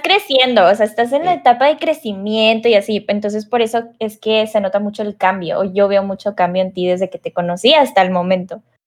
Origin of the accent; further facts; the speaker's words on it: Monterrey, Nuevo León, Mexico; soy de Monterrey, Nuevo León, a lo mejor notan el acento